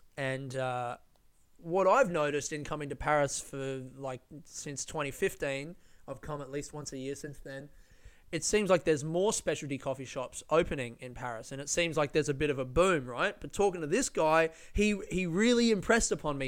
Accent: Melbourne, Victoria, Australia; people from Melbourne, very proud of the coffee that we make

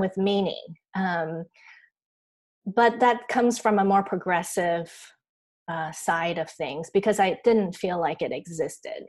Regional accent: Taiwan; I grew up here in Taiwan

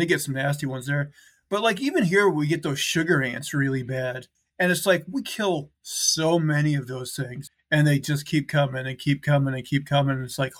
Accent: Montana, United States; Okay, AJ, my home state of Montana, rugged Montana.

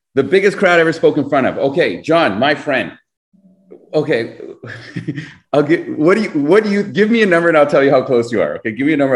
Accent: Canada; we're Canadian.

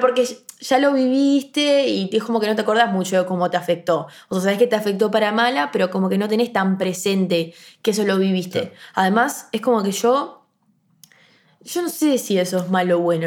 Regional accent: Montevideo, Uruguay; yo soy del Prado. No puedo ir al liceo del Prado

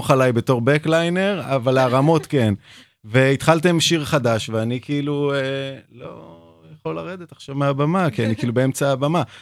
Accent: Tel Aviv, Tel Aviv District, Israel; נולדתי בבית חולים הקריה בתל אביב.

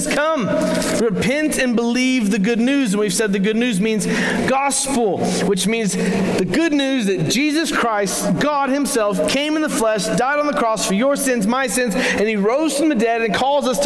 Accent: Crowley, Texas, United States; I actually moved back to my hometown, which was Crowley, Texas

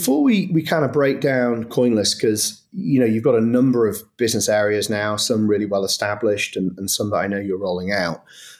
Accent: Manchester, North West England, United Kingdom; In fairness, I'm from Manchester. I definitely don't sound like I'm from Manchester.

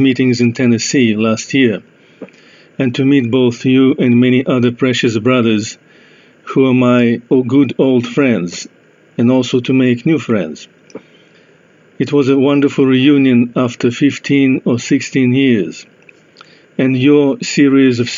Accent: Trakai, Vilnius County, Lithuania; first language Russian; English is a second language; also born or lived in Ohio; I live in my hometown called Trakai, spelled as T-R-A-K-A-I, where I was born in 1979.

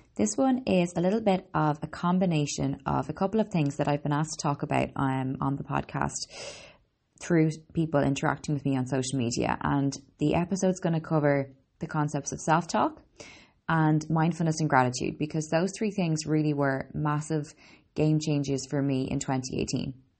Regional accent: Ireland; also born or lived in Boston, United States; I'm an Irish girl, Boston born

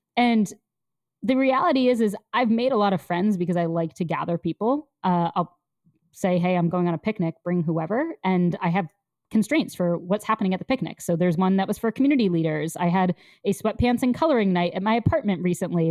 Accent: Connecticut, United States; now in New York City, United States; I grew up somewhat nearby in Connecticut

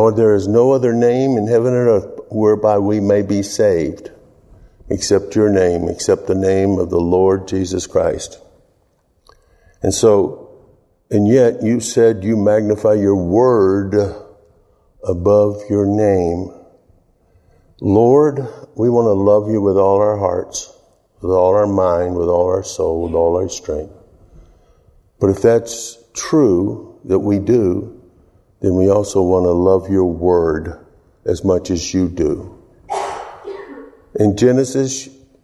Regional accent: the South, United States; moved away; I'm from the South

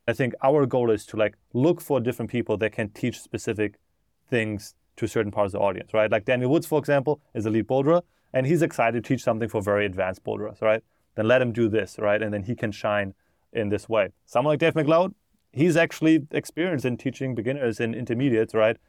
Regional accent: Germany; moved away as an adult; now in United States; I grew up in Germany, and then I moved to America in twenty sixteen

